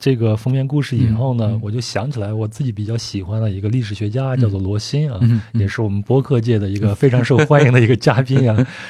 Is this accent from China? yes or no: yes; China; 啊，那你最后得出的结论是什么？为什么我们中国人去走的少呢？